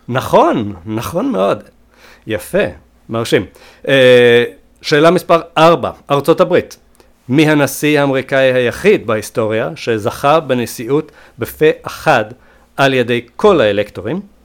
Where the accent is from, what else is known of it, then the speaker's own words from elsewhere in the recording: Sweden; נולדתי בשוודיה